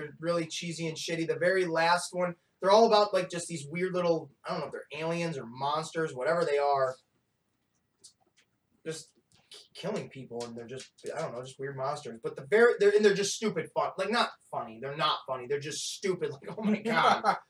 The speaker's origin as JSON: {"language": "English", "town": "Argyle", "region": "New York", "country": "United States", "tie": "born or raised there", "said": "which is basically my hometown."}